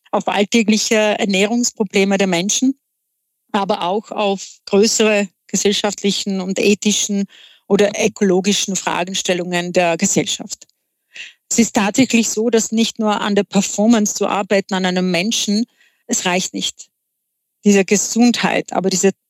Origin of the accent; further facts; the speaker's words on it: Czechia; German is a second language; moved away as an adult; now in Vienna, Austria; Ich bin eine gebürtige Tschechin, bin in Tschechien aufgewachsen, habe dort auch studiert und nachdem ich meinen Mann kennenlernte, äh, war Umzug nach Wien